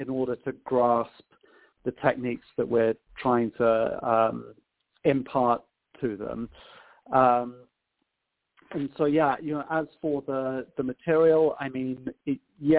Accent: United Kingdom; moved away as an adult; now in Chicago, United States; I come from a very small town that's about an hour north of London, so southeast of the country.

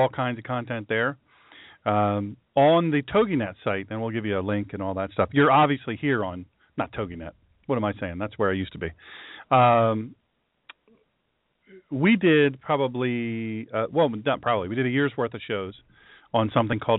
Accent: the South, United States; I'm from the South

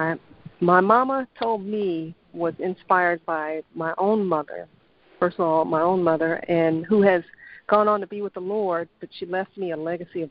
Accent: Dallas, Texas, United States; Born and raised in Dallas, Texas

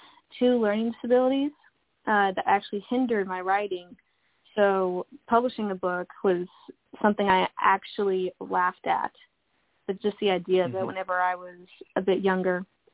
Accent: Dallas, Texas, United States; I've been born and raised in Dallas, Texas, my whole life, and I love it here.

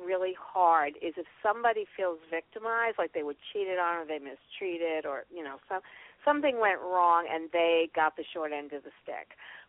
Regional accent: New York, United States; And I'm from New

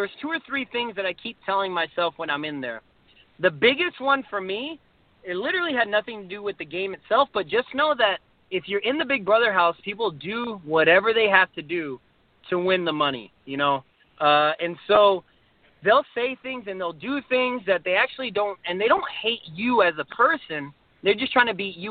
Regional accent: Slidell, Louisiana, United States; I'm literally nobody from Slidell

